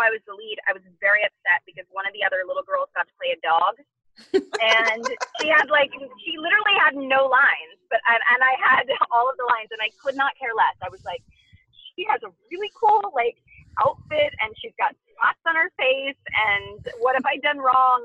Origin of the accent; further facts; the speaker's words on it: 2 hours outside of Los Angeles, Southern California, United States; I'm from Southern California, so even though I grew up 2 hours outside of Los Angeles